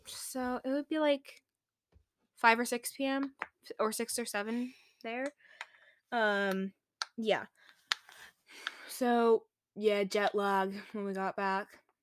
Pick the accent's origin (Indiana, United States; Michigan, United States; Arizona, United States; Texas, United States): Texas, United States; we're from Texas.